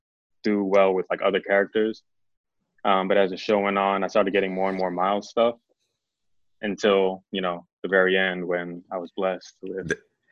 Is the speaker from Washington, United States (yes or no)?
no; New York City, New York, United States; He's a mixed kid. I'm a mixed guy from the Bronx.